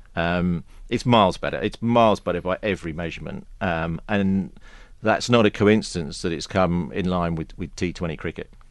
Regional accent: England, United Kingdom; for a Pom

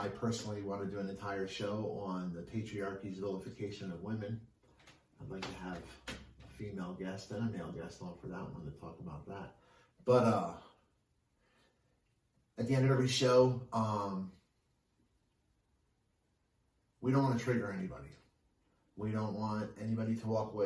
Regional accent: Glassboro, New Jersey, United States; my hometown, Glassboro, New Jersey

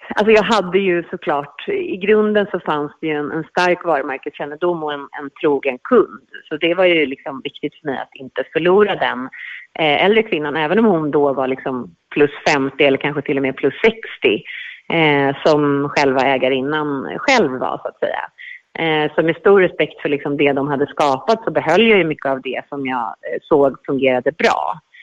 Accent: Stockholm, Stockholm County, Sweden; moved away as an adult; now in Mallorca, Spain; jag växte upp i Stockholm

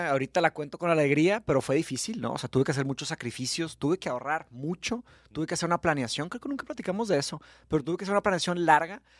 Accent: Monterrey, Nuevo León, Mexico; born or raised there; accent: regio; also born or lived in Brazil / São Paulo, Brazil

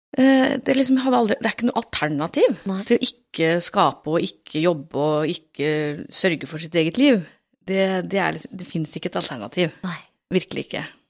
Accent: Tønsberg, Vestfold, Norway; er jeg jo fra Tønsberg sjøl òg

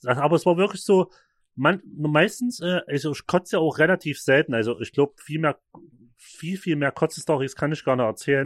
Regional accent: Vogtland, Saxony, Germany; in der Nähe bei uns im Vogtland.

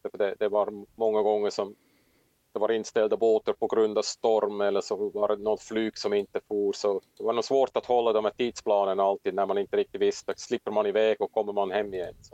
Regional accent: Switzerland; moved away as an adult; also born or lived in Åland, Finland; now in Finland; jag kommer som sagt från Schweiz, växte upp i Alperna

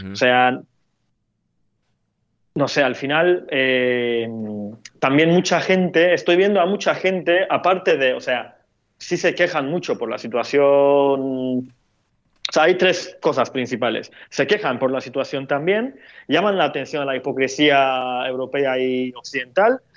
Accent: Turkey; Es que soy de Medio Oriente, entonces como estoy muy acostumbrado a usar esa palabra para describir una cantidad bastante amplia de, de países y situaciones.

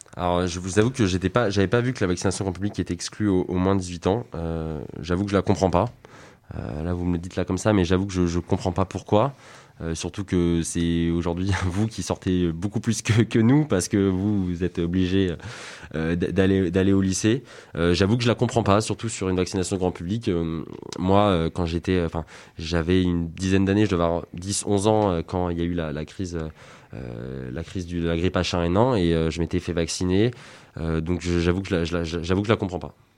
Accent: France; en tant que Français

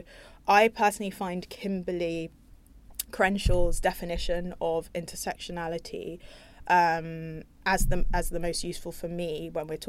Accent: London, United Kingdom; I'm from North London

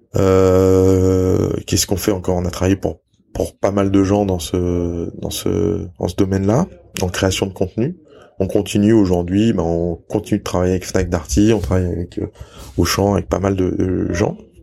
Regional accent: Lyon, Auvergne-Rhône-Alpes, France; moved away as an adult; also born or lived in Salzburg, Austria / New Zealand; je suis né et j'ai grandi à Lyon

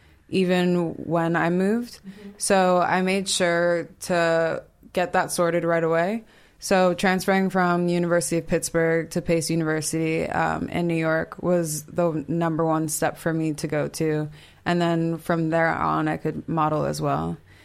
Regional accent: Nigeria; Yeah, super, super important, especially being Nigerian.

